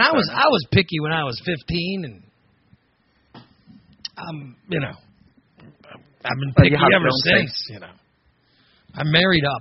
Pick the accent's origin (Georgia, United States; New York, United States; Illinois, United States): Illinois, United States; from Illinois